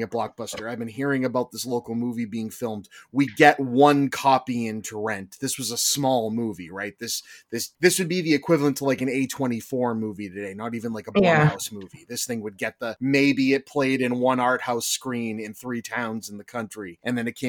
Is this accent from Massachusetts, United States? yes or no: yes; Massachusetts, United States; I'm from Massachusetts